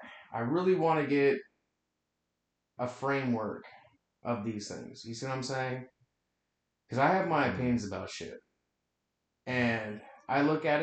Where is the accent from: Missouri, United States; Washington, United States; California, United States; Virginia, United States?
Washington, United States; Western; I'm from Western Washington. I'm an hour north of Seattle.